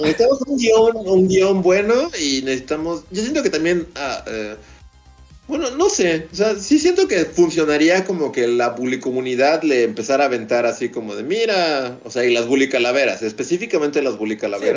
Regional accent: Mexico; somos mexicanos, trabajamos con Trino.

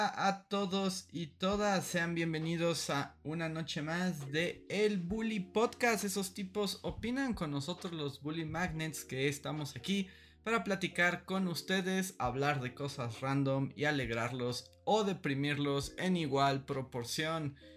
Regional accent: Mexico City, Mexico; justo cuando yo nací, cayó una tormenta en la Ciudad de México

